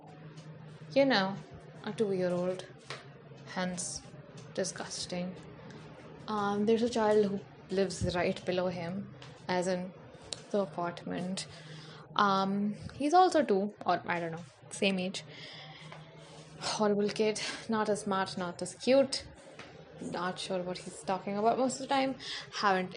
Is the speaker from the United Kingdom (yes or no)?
no; India; I'm fucking Indian.